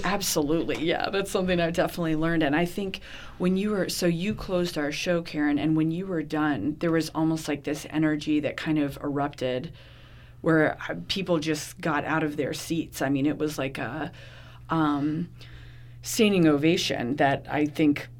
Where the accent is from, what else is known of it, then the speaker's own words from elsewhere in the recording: Gainesville, Florida, United States; growing up in Gainesville